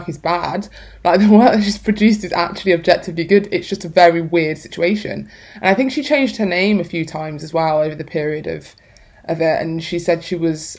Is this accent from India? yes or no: no; Birmingham, West Midlands, United Kingdom; also born or lived in London; now in Manchester, United Kingdom; I'm from Birmingham